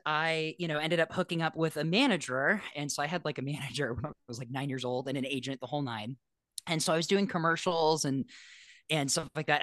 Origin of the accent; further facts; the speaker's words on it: Los Angeles, California, United States; I grew up in Los Angeles